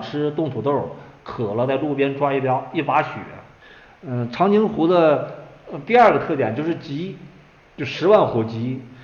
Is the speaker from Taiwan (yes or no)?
no; Lengji Village, Inner Mongolia, China; 我是内蒙古人，家乡是就冷季村，是全国最冷的地方，冬天经常会达到四十度